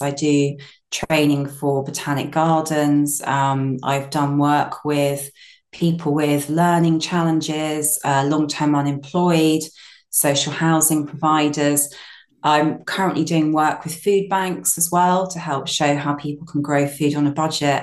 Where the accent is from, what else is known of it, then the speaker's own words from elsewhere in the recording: Brighton, South East England, United Kingdom; moved away as an adult; I'm from Brighton originally, and I moved to my small holding about 12 years ago